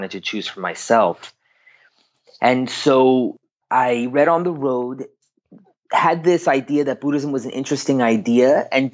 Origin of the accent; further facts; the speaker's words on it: Long Island, New York, United States; also born or lived in Mexico; So I was born in Mexico, but raised in New York. And growing up on Long Island, New York